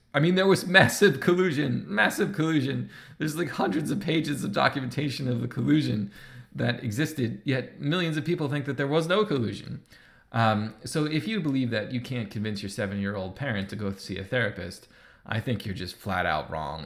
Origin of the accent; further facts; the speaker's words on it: United States; now in Canada; I live in Canada, but I'm American, so I grew up playing baseball